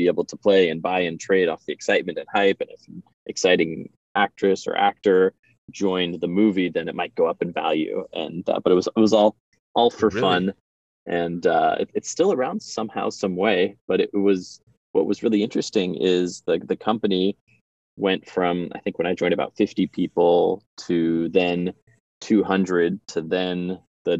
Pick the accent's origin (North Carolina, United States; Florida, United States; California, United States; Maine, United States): California, United States; Los Angeles; moved away as an adult; also born or lived in New York / Arizona / San Francisco; I grew up in Los Angeles, was born in New York